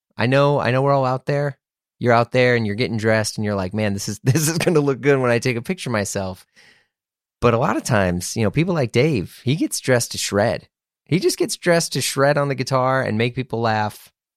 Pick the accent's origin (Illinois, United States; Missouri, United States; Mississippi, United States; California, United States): Missouri, United States; St. Louis; I grew up in Saint Louis